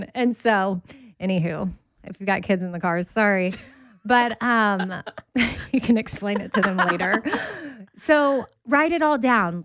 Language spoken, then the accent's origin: English; Texas, United States; I'm from Texas